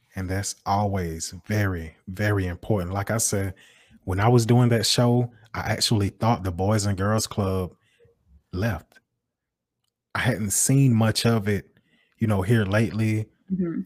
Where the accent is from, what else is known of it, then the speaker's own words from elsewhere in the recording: Macon, Georgia, United States; I live in West Macon. I'm from West Macon.